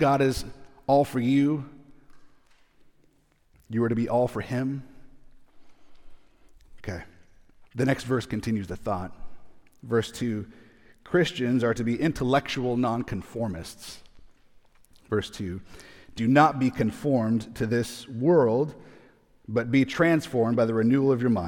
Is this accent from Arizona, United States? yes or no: yes; Arizona, United States; We're from Arizona